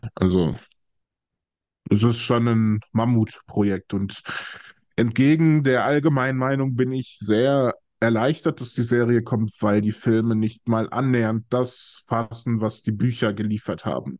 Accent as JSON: {"language": "German", "town": "Essen", "region": "North Rhine-Westphalia", "country": "Germany", "tie": "born or raised there", "said": "Ich äh, bin ein Ruhrpottkind. Ich komme aus dem tiefsten Ruhrgebiet, nämlich Essen"}